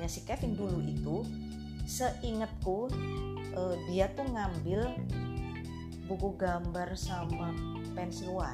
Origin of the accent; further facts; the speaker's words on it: Java, Indonesia; itu sebenarnya tradisi dari Jawa ya karena kebetulan aku juga orang Jawa